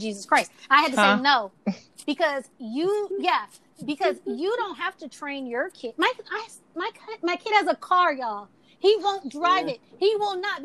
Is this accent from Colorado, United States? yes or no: no; Mississippi, United States; I was raised in Mississippi